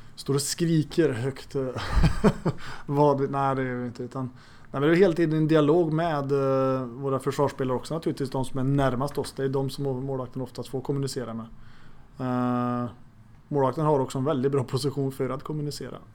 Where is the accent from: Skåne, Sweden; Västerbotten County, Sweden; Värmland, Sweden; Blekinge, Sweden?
Värmland, Sweden; Arvika; also born or lived in Stockholm; now in Örebro, Sweden; i Arvika där jag växte upp